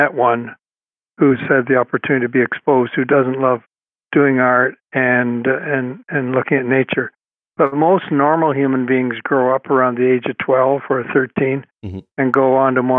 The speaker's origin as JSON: {"language": "English", "town": "Toronto", "region": "Ontario", "country": "Canada", "tie": "born or raised there", "said": "I grew up on the Beltline Ravine, as it's called. The Beltline is, it was a like a belt that went around Toronto"}